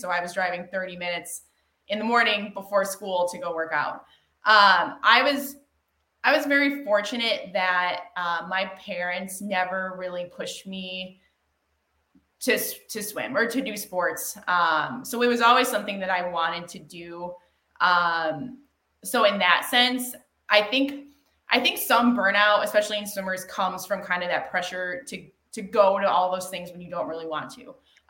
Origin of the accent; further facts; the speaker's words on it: Amherst, Ohio, United States; Amherst, Ohio. So it's west of Cleveland, about 35 minutes.